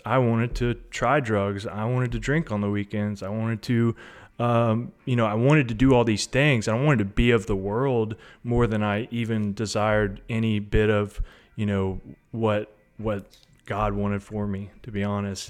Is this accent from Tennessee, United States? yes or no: yes; Hendersonville, Tennessee, United States; I'm from Sumner County, Hendersonville, Tennessee. Um, grew up here, went to high school here